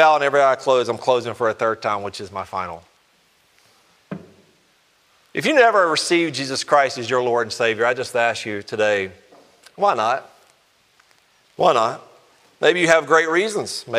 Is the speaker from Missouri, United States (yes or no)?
no; Alabama, United States; I'm from Alabama